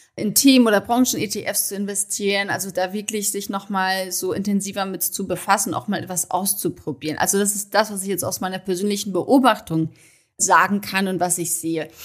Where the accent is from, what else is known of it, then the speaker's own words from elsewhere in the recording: Germany; also born or lived in Munich; bei uns in Deutschland herrscht noch das klassische Rollenbild